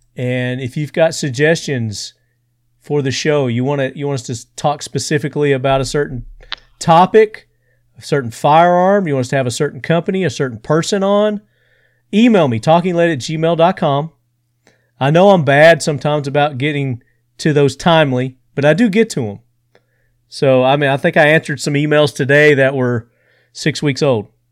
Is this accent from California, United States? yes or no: no; Sparta, Tennessee, United States; That's my hometown